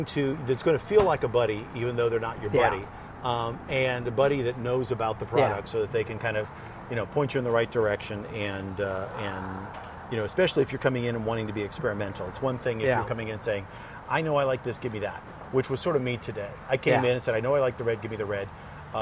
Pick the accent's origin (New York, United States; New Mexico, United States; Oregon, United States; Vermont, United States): New Mexico, United States; also born or lived in Southern California (the Southland); I grew up in the Southland and in New Mexico